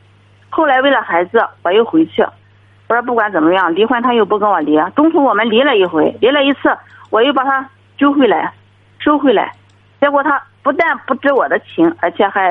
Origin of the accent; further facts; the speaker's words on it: Zhangqiu, Shandong, China; 我是章丘这边，